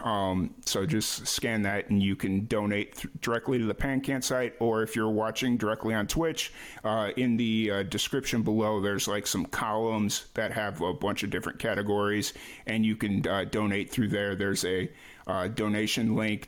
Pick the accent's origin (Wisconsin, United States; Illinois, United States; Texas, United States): Illinois, United States; Chicago; moved away; I grew up in Chicago